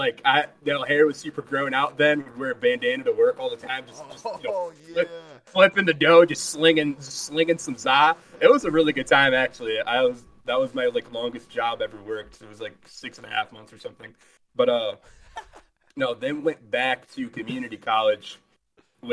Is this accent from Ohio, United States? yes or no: yes; Toledo, Ohio, United States; I live in the underrated and base state of Ohio, specifically, like, Toledo, Michigan area